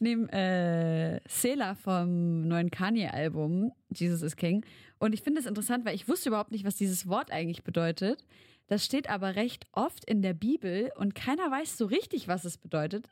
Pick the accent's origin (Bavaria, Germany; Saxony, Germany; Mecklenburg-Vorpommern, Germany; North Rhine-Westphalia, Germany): Saxony, Germany; Leipzig; bei uns in Leipzig